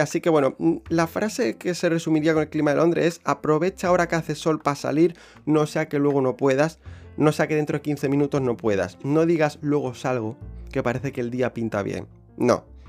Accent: about 90 km from Seville, Andalusia, Spain; moved away as an adult; now in London, United Kingdom; voy a vivir creo que una temporada en, mi pueblo, donde, donde nací y demás, donde he, llevado, donde he pasado 23 años de mi vida

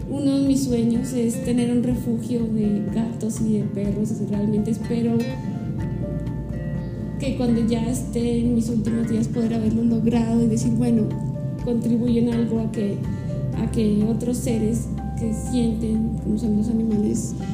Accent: Pasto, Nariño, Colombia; moved away as an adult; also born or lived in Popayán; now in Bogotá, Colombia; yo vengo de Colombia. Nací en una parte de Colombia que queda al sur, que se llama Nariño, y su capital que es Pasto.

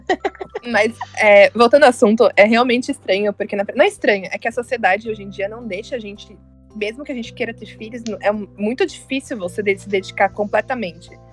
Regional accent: Atibaia, São Paulo, Brazil; eu nasci em São Paulo, mas eu fui morar em Atibaia

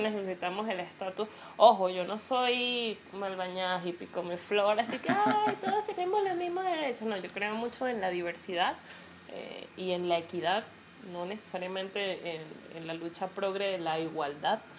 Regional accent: Venezuela; yo porque vivo en Venezuela

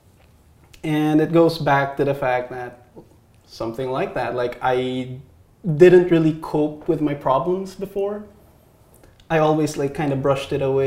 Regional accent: Philippines; moved away as an adult; now in United States; I was born in the Philippines

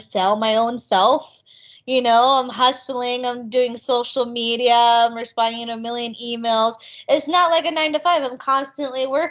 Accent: Las Vegas, Nevada, United States; We used to work at this huge water park when I grew up in Vegas

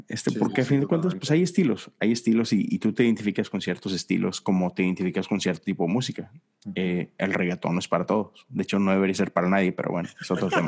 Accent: Monterrey, Nuevo León, Mexico; now in Houston, United States; nosotros que venimos de Monterrey

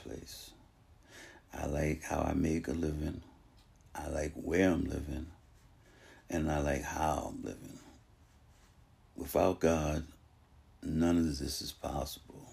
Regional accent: Boston, Massachusetts, United States; I'm a Bostonian, born and raised

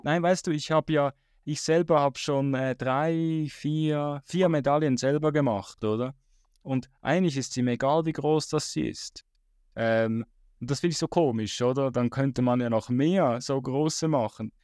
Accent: Switzerland; bei uns in der Schweiz

